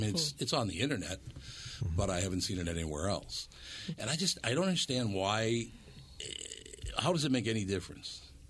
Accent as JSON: {"language": "English", "town": "Minneapolis", "region": "Minnesota", "country": "United States", "tie": "born or raised there", "said": "I grew up in North Minneapolis around a bunch of different people, different cultures, all the rest of it."}